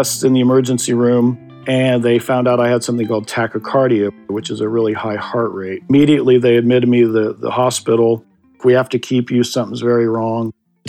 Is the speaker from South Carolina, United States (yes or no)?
no; Indiana, United States; now in Los Angeles, United States; I came out here from Indiana to pursue music. That was my reason for coming out here.